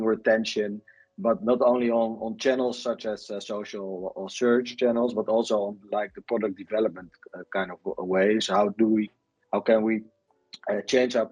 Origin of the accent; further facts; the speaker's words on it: Netherlands; I'm from the Netherlands.